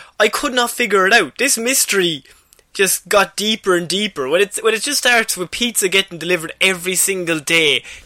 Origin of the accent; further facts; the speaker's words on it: Ireland; as an Irish person